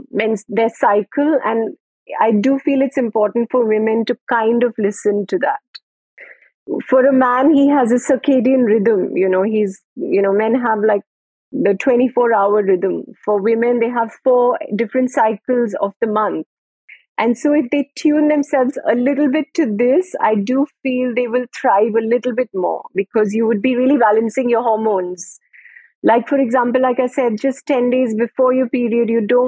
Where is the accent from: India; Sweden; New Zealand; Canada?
India; being an Indian woman